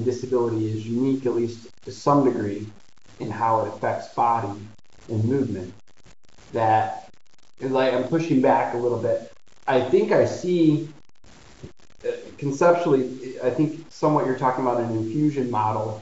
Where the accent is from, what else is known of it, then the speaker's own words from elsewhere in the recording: Detroit, Michigan, United States; I grew up in Detroit, which is 10 minutes from Windsor